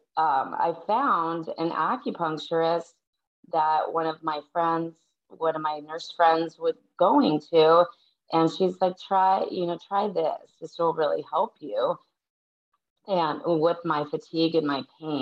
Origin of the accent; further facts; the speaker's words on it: Minnesota, United States; also born or lived in San Diego, California; now in California, United States; I live in California now, but I'm from Minnesota.